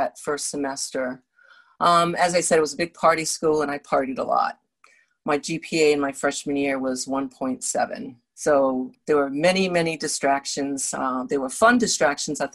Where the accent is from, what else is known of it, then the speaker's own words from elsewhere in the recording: Rhode Island, United States; I grew up in Rhode Island.